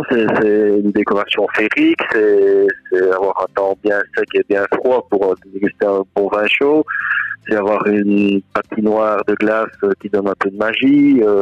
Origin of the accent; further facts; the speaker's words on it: Belgium; il y a une belle évolution chez nous en Wallonie et en Flandre, euh, en Belgique